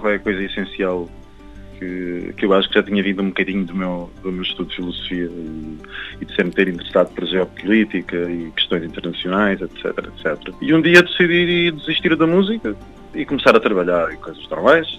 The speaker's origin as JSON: {"language": "Portuguese", "region": "Algarve", "country": "Portugal", "tie": "born or raised there", "also_born_or_lived": "Canada", "moved": "as an adult", "lives_now": "Lisbon, Portugal", "said": "eu, eu, nasci no Canadá e cresci no Algarve. Então, fiz aqui a escola primária, básica"}